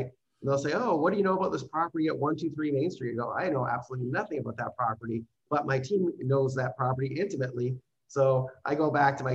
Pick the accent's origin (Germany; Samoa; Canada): Canada; I am actually a Canadian